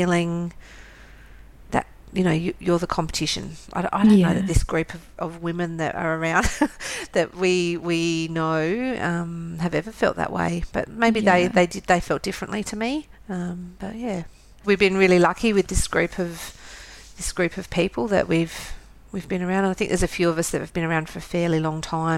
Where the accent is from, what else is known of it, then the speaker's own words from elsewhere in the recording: Adelaide, South Australia, Australia; I was brought up in Adelaide and, yeah, so I'm from here and I live here.